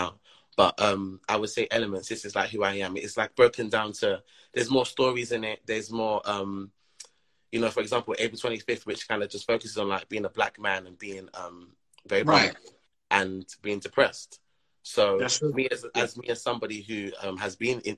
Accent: London, United Kingdom; I grew up in South London, and we're quite known for garage

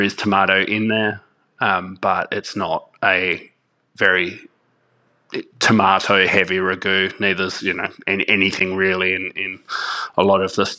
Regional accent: Perth, Western Australia, Australia; being a good little Italian family, we actually lived in one of the northern suburbs of Perth, and we lived next door to my nonna

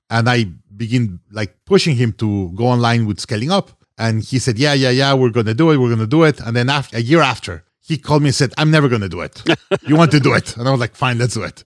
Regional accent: Mexico City, Mexico; moved away as an adult; also born or lived in Monterrey, Mexico / Hong Kong; originally from Mexico. I was born in Monterrey, Mexico, raised in Mexico City.

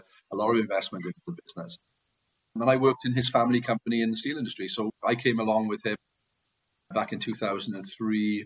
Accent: Port Talbot, Wales, United Kingdom; also born or lived in Staffordshire; I'm a native of Wales. I'm from a place called Port Talbot, which is one of the big steel towns in Wales.

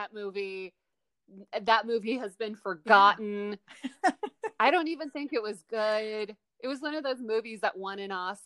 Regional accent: New York City, New York, United States; As a New Yorker

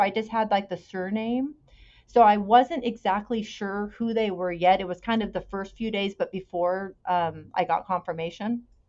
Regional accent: Bay Area, California, United States; I was born in 1967 in California. I still live in California. I grew up in the Bay Area

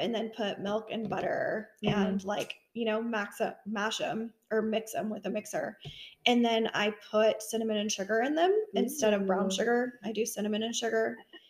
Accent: Midwest, United States; also born or lived in the South (US); now in Southern United States; I am from the Midwest.

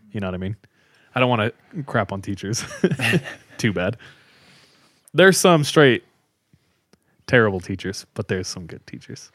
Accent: California, United States; I grew up with him in California

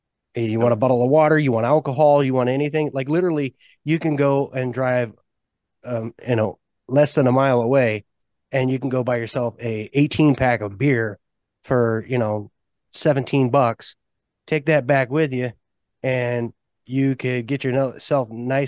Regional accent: California, United States; moved away; I'm from California. I was born and raised there.

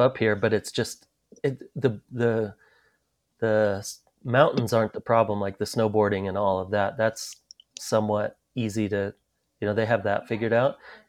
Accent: Spokane, Washington, United States; I grew up in Spokane. So it's like we had one freeway

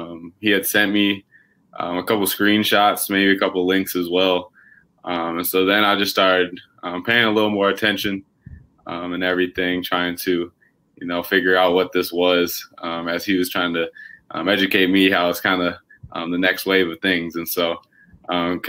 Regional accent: Minnesota, United States; growing up in Minnesota

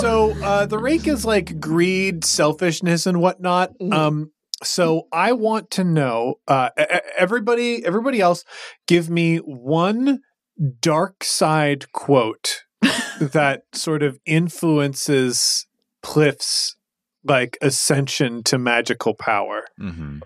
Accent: Chicago, Illinois, United States; my hometown of Chicago, Illinois

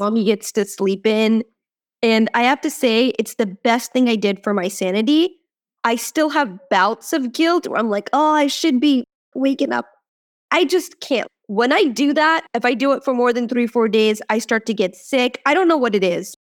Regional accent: India; moved away; I was born in India

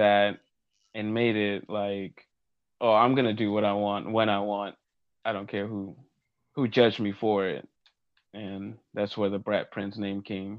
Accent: Cali, Valle del Cauca, Colombia; also born or lived in Virginia, United States; now in United States; I was born in Cali, Colombia, but I was trained here in America. I was trained at PWA, Yorktown, Virginia.

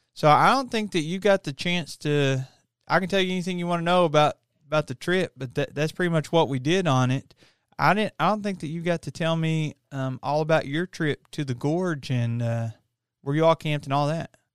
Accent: Appalachia, United States; the way I was raised in Appalachia, you know, you're in the mountains

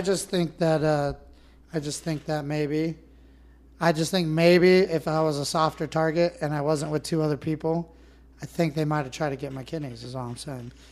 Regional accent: Northern California, United States; I grew up in Northern California. I grew up in pristine lakes

